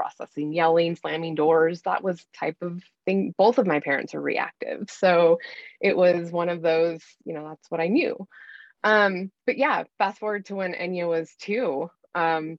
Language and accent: English; Bozeman, Montana, United States; I've born and raised in Montana. I've lived in Bozeman most of my life